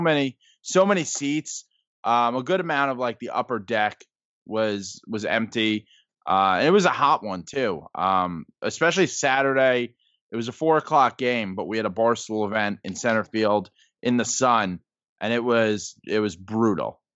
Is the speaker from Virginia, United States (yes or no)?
no; New York City, New York, United States; I grew up in the Bronx